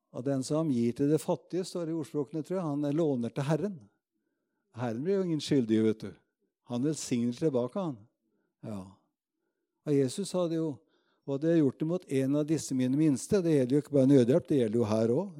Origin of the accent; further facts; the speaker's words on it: Råde, Østfold, Norway; also born or lived in Moss; hjemme på bedhuset Betel i Rådhus, hvor jeg vokste opp